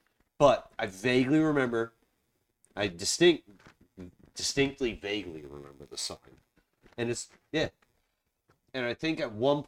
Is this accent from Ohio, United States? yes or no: no; Charleston, South Carolina, United States; so I grew up in Charleston, South Carolina. I grew up in South Carolina.